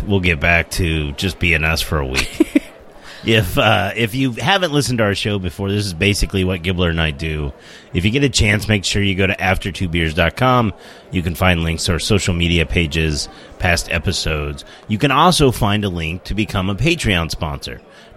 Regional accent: United States; we're American

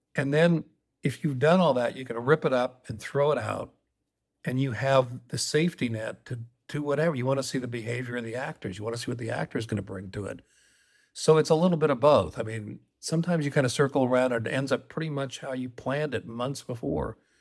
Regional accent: Colorado, United States; I grew up in Colorado

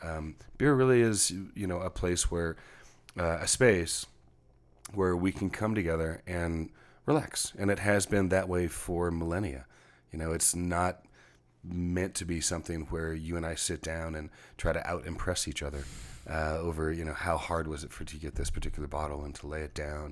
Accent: Texas, United States; now in Seattle, United States; a Texan coming from a rural background, um, one generation off the farm

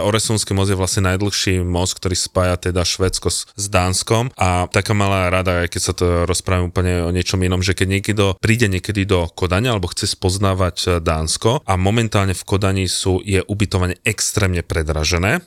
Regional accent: Slovakia; ja som zo Slovenska

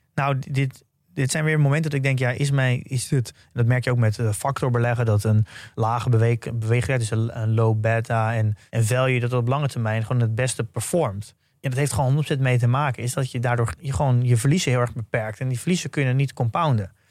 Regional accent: Netherlands; als Nederlander. dat je überhaupt geboren bent in Nederland

